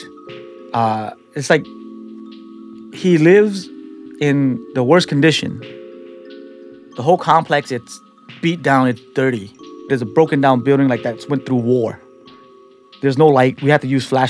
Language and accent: English; San Francisco, California, United States; also born or lived in Cambodia; I'm a guy from the Tenderloin that nobody expects to go to college and graduate